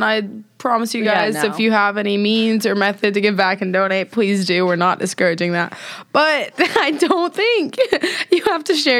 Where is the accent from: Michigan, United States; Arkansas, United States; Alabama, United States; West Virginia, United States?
Alabama, United States; born there; I shouldn't have been caught off guard considering I was born in Alabama and I have family in Alabama